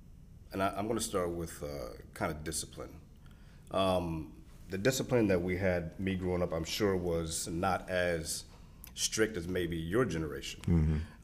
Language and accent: English; California, United States; born there; also born or lived in East Coast, United States; I was born in California, lived all the way up and down the East Coast due to being in the Navy.